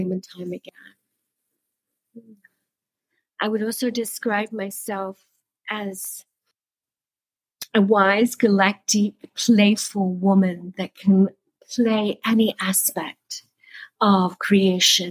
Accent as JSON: {"language": "English", "town": "Sydney", "region": "New South Wales", "country": "Australia", "tie": "born or raised there", "also_born_or_lived": "Byron Bay / India", "moved": "as an adult", "lives_now": "Bali, Indonesia", "said": "I was born and bred in Sydney"}